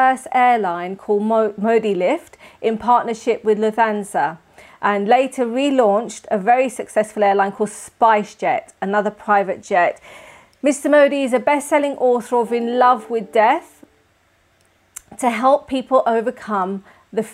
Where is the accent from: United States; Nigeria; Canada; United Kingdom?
United Kingdom; London; London, my hometown.